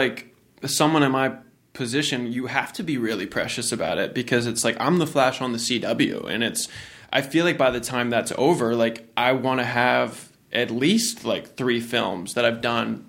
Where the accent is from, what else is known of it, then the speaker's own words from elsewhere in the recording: Norfolk, Virginia, United States; when I grew up in Norfolk, Virginia, Beach, Virginia